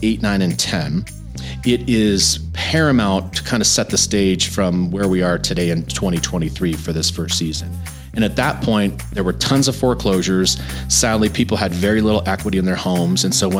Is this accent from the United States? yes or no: yes; New Jersey, United States; also born or lived in Texas / Montana / Florida; now in Colorado, United States; I'm originally from New Jersey. I actually moved 15 times between New Jersey, Colorado, Texas, Montana for college, Florida for graduate school, and then back to Colorado in 2002.